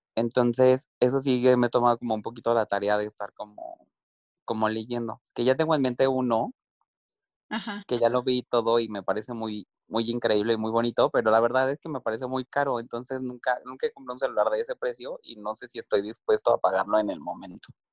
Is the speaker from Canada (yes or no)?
no; Mexico; soy, soy mexicano